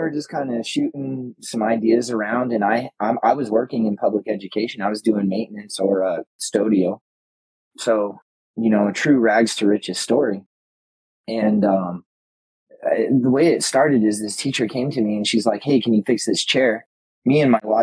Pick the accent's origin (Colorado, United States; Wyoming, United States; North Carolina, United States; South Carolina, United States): Colorado, United States; Colorado Springs; we use the term native in Colorado Springs, Colorado